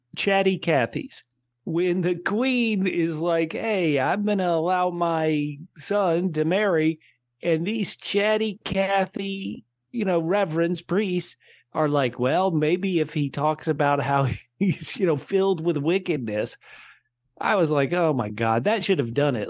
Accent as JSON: {"language": "English", "country": "United States", "said": "as an American"}